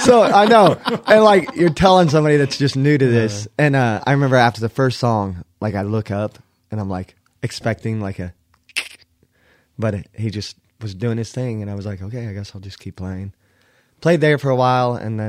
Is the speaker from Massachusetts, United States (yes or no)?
no; Bethany, Oklahoma, United States; I'm from Bethany, Oklahoma. Pretty much Oklahoma City.